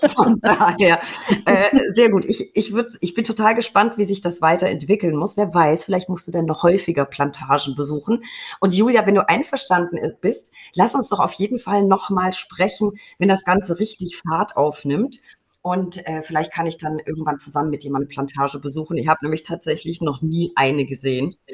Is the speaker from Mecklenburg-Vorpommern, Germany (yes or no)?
no; Würzburg, Bavaria, Germany; in meiner Heimat Würzburg